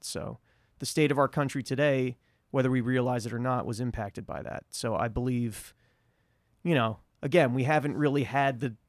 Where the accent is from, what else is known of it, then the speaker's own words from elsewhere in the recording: New York City, New York, United States; as a New Yorker